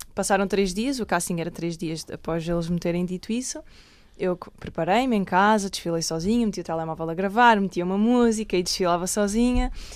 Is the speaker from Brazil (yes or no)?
no; Alentejo, Portugal; also born or lived in Lisbon; eu nasci em Lisboa, em Alcântara, mas aos seis anos fui viver para o Alentejo